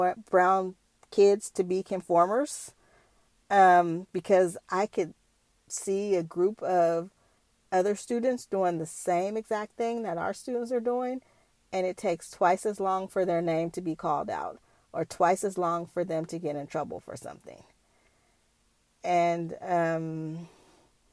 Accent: Bay Area, California, United States; I'm from the Bay Area

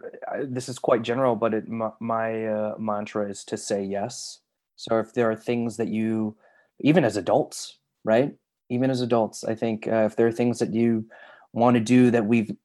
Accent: Chicago, Illinois, United States; I grew up in Chicago, and so I had a lot of friends who, as kids, were going out for commercials and such.

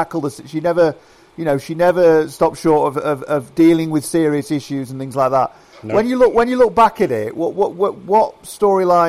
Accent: Doncaster, Yorkshire and the Humber, United Kingdom; I grew up in Doncaster

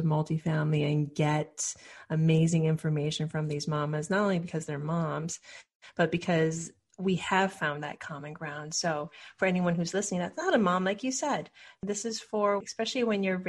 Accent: Hawaii, United States; moved away; I'm originally from Hawaii

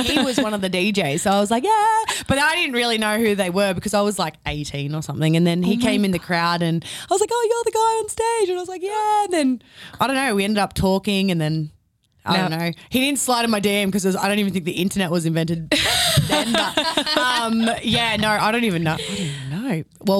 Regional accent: Gold Coast, Queensland, Australia; Yeah. I'm from the Gold Coast.

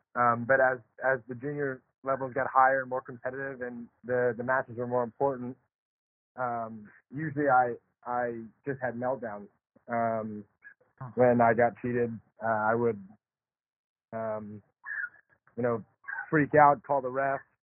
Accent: Charlotte, North Carolina, United States; I grew up in Charlotte, North Carolina

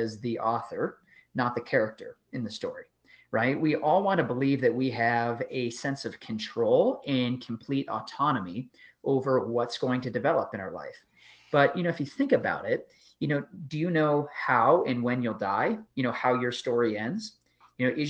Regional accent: just outside of Chicago, Illinois, United States; I grew up just outside of Chicago

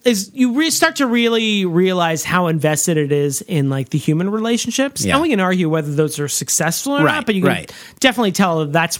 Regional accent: Mississippi, United States; That's just what I call him because I'm from the Mississippi Delta, like Morgan Freeman.

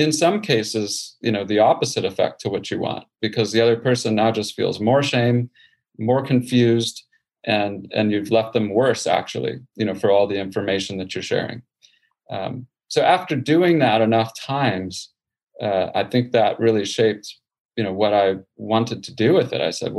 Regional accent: Houston, Texas, United States; born or raised there

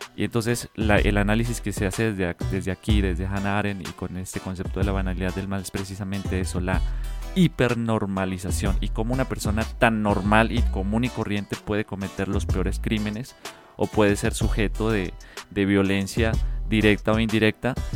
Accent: Colombia; now in Mexico; como colombiano, no solo acá en México

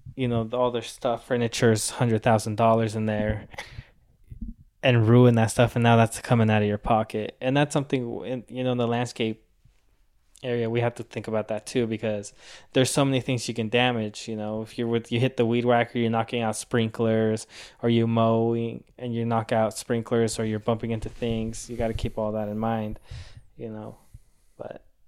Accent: Rancho Santa Margarita, California, United States; also born or lived in Mexico; I grew up in Rancho Santa Margarita

